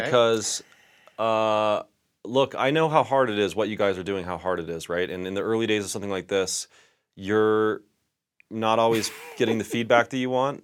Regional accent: Aurora, Colorado, United States; I grew up in Southeast Aurora slash Denver

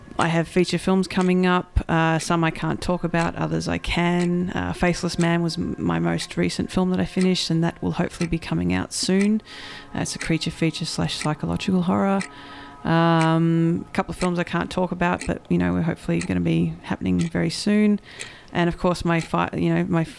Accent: Australia; accent: Australian; the Australianism of my accent

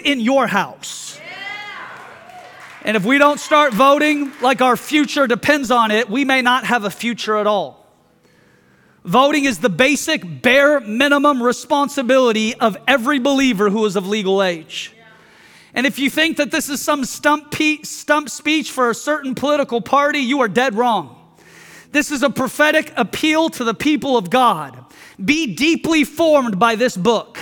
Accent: United States; I am a Christian first, and I am an American second

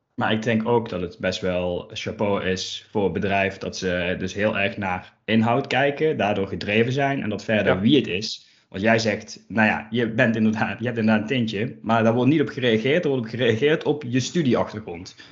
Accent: Limburg, Netherlands; accent: Limburg; als je mij dan hoort, dan is het wel meteen de vraag: zo, waar uit Limburg kom je vandaan

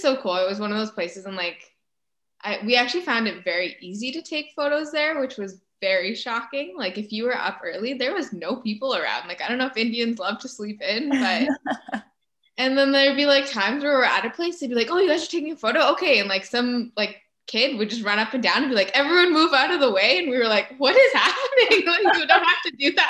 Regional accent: Canada; we're from Canada

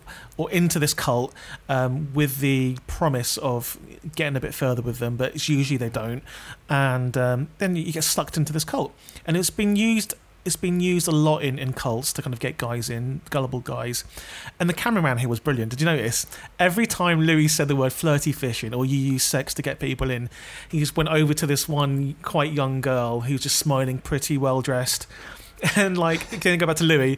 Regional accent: London, United Kingdom; I'm from London.

